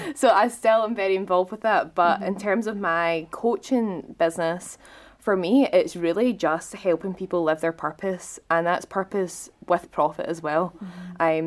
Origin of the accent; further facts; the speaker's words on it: Scotland, United Kingdom; as a Scottish person